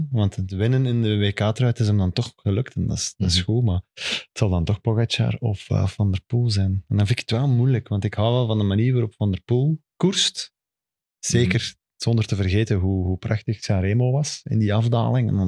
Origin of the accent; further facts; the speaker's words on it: Belgium; als Belg mag je even chauvinistisch zijn.